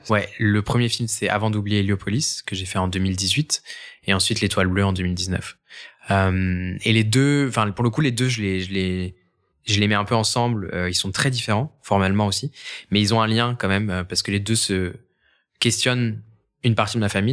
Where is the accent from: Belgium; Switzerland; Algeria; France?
France; Angers, Pays de la Loire; j'ai grandi à Angers